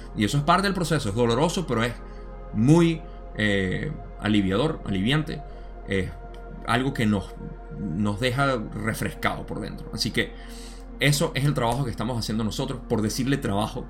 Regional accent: Venezuela; mi país

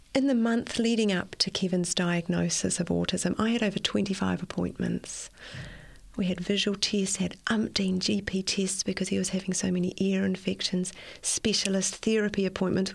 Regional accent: Auckland, New Zealand; I was born in Auckland and I've spent most of my life in Auckland and I still live in Auckland.

